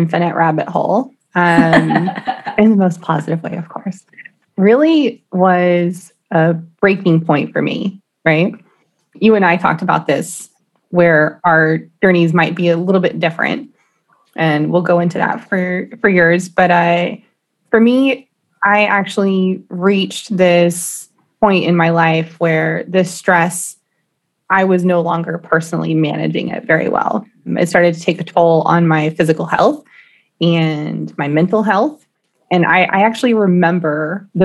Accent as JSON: {"language": "English", "town": "Austin", "region": "Texas", "country": "United States", "tie": "born or raised there", "said": "Born and raised in Austin, Texas"}